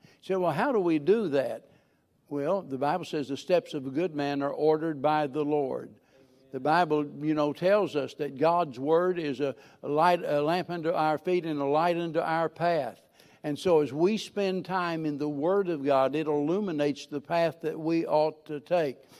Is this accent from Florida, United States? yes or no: no; Missouri, United States; I'm a hillbilly from Missouri